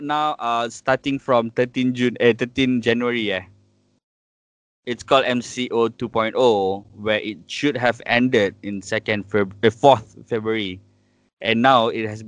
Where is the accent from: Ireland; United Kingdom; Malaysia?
Malaysia; I'm Malaysian.